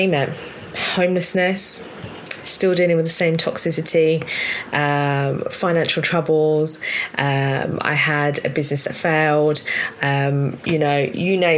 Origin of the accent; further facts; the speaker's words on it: London, United Kingdom; I was born in South London, Southwest London to be specific